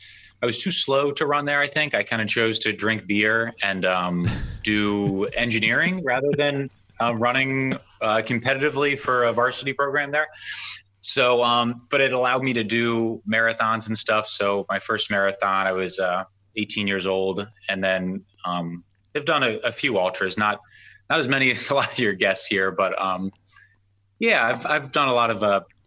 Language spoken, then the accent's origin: English; Baltimore, Maryland, United States; we're from Baltimore.